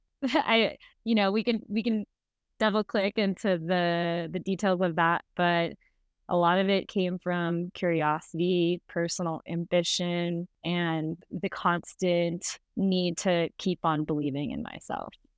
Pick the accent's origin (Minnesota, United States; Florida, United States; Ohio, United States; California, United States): California, United States; San Francisco; I grew up in San Francisco.